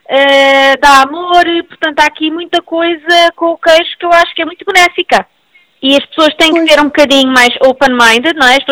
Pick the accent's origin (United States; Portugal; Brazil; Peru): Portugal; Azores; accent: Portuguese; Não, português. eu sou dos Açores, sou, eu, tenho, família dos Açores, tenho também uma pai de Braga, isto está